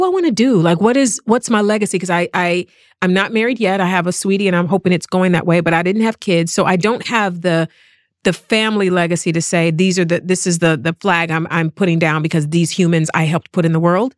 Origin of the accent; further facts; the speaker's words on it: East Cleveland, Ohio, United States; moved away as an adult; now in Los Angeles, United States; I was born and bred in East Cleveland, Ohio